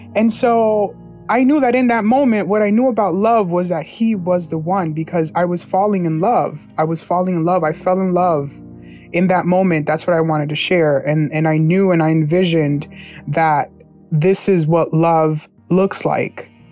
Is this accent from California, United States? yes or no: no; New Jersey, United States; My hometown is New Jersey